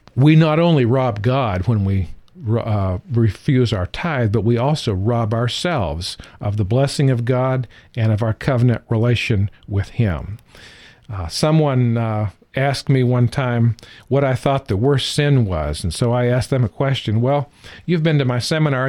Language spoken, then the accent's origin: English; California, United States; moved away; also born or lived in the South; I was raised in California